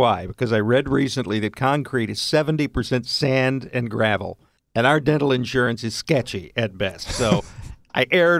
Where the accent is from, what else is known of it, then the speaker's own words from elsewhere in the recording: Texas, United States; growing up in Texas